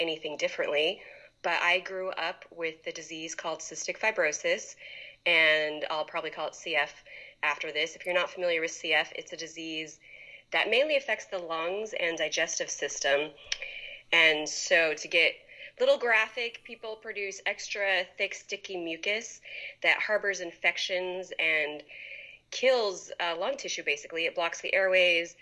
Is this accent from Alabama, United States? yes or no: no; Poway, California, United States; I grew up in Poway.